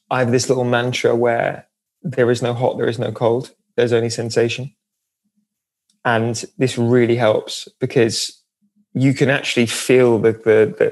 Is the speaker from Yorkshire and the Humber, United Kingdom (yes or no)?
no; Norwich, East of England, United Kingdom; now in London, United Kingdom; I'm from Norwich, which is by the sea.